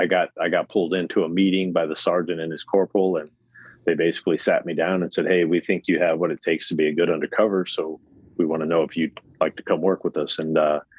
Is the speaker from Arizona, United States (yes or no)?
yes; Phoenix, Arizona, United States; I'm an Arizona native, so I was born and raised in Phoenix